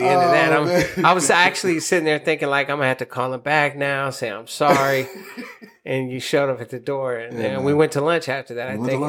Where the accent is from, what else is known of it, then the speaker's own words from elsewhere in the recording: Sacramento, California, United States; I'm from Sacramento